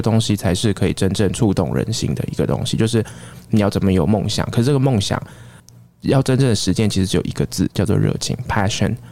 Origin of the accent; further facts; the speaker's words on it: Taiwan; moved away as an adult; also born or lived in Sydney, Australia; 我在出国之前，我不过就是个小小的一个台湾的警察，我没有想过有一天我会在新南威尔斯大学，我在雪梨念书，我在那边当口译所的讲师